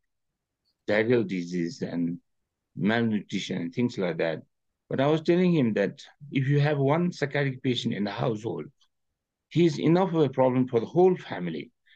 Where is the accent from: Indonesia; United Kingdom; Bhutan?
Bhutan; Paro; I was in Paro at that time, in my hometown